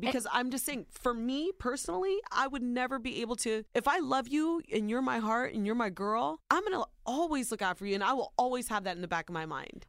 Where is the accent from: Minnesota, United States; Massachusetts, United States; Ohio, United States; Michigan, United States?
Ohio, United States; born or raised there